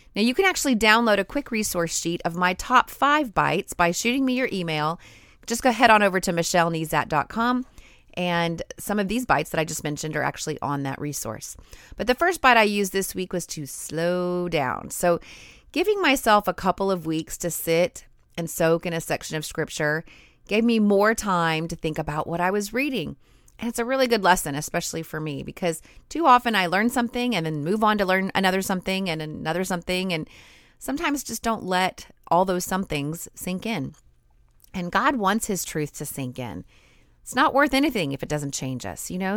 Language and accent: English; United States; I grew up in America